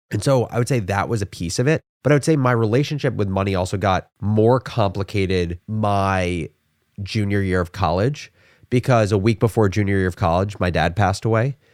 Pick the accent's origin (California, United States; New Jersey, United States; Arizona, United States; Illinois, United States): New Jersey, United States; Livingston; I Am originally from Livingston, New Jersey, which is a suburb that's about forty minutes outside of New York City. I grew up in a family of four